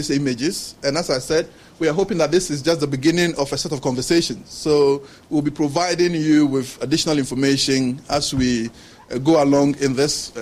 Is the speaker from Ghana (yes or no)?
yes; Ghana; moved away as an adult; also born or lived in Norway / Denmark; as a Ghanaian